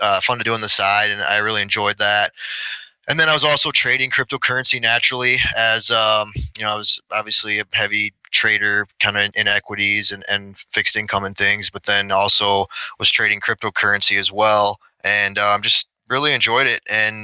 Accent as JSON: {"language": "English", "town": "Sioux Falls", "region": "South Dakota", "country": "United States", "tie": "born or raised there", "also_born_or_lived": "Minneapolis, Minnesota", "said": "moved to Sioux Falls, South Dakota, is where I'm at right now. I'm really where I grew up for the majority of my childhood."}